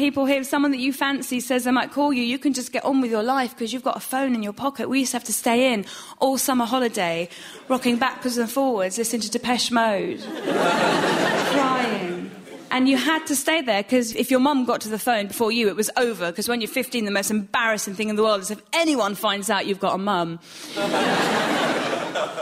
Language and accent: English; Iran; now in United Kingdom; I'm from Iran and my husband's from Nottingham.